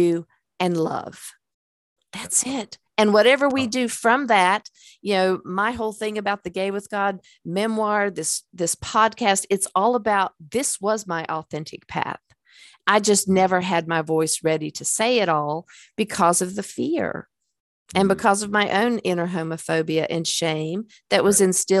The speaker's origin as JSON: {"language": "English", "town": "Hickory", "region": "North Carolina", "country": "United States", "tie": "born or raised there", "also_born_or_lived": "Lenox, Massachusetts", "moved": "as an adult", "said": "I'm from Hickory, North Carolina"}